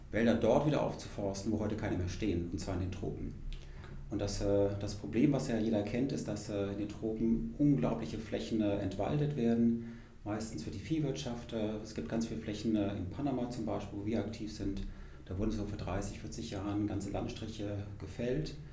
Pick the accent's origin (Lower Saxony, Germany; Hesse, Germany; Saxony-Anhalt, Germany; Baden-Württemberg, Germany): Baden-Württemberg, Germany; Freiburg; ich komme ja ursprünglich aus, aus Freiburg im Schwarzwald.